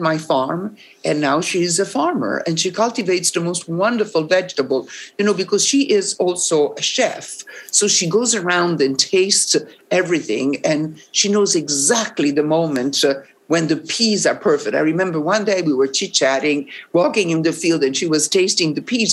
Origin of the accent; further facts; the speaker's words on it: Rome, Lazio, Italy; English is a second language; I'm from Rome